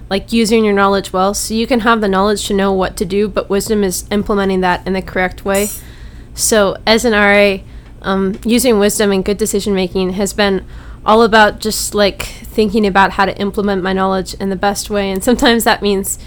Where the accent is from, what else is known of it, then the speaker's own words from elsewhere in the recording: Knoxville, Tennessee, United States; I'm from Knoxville, Tennessee, and I'm a music major.